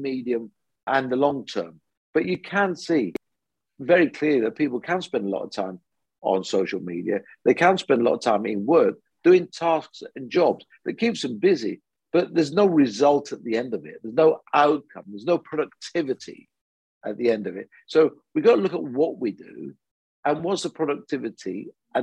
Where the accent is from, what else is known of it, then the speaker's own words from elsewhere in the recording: United Kingdom; Came when I was six to this country. You know, I'm a first generation immigrant